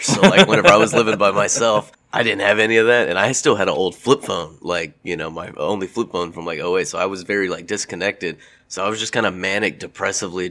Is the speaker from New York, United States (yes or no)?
no; Lake Jackson, Texas, United States; moved away; I'm from Lake Jackson, Texas, home of …, Buc-ee's, and Ron Paul